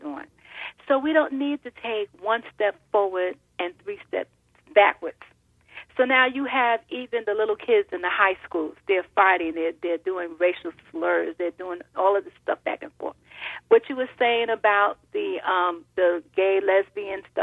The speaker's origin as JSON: {"language": "English", "region": "New York", "country": "United States", "said": "I'm a New Yorker also"}